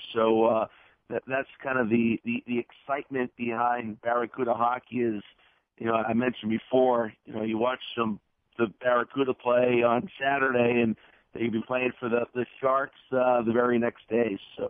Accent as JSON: {"language": "English", "region": "Massachusetts", "country": "United States", "said": "I'm just north of Boston."}